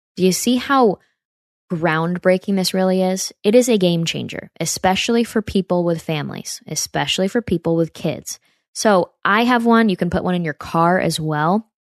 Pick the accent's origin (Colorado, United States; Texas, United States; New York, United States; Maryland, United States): New York, United States; near Saratoga, upstate; my hometown in upstate New York by Saratoga